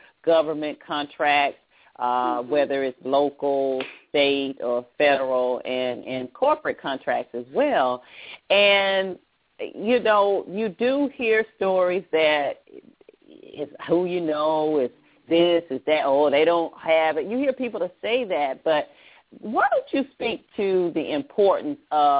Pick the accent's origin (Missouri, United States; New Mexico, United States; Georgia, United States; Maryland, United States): Georgia, United States; Atlanta; moved away; Yeah, I grew up in West Hunter. I grew up in West Hunter Street Baptist Church with Ralph David Abernathy